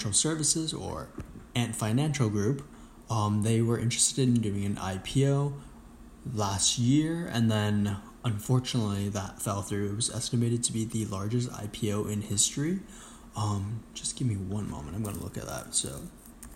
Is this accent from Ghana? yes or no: no; China; I was born in China